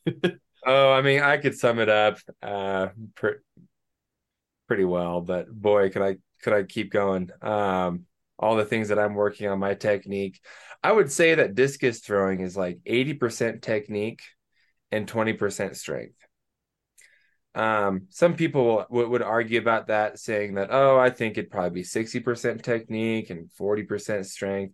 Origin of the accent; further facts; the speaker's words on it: Banks, Oregon, United States; I'm from Oregon, little town called Banks, which is like an hour west of Portland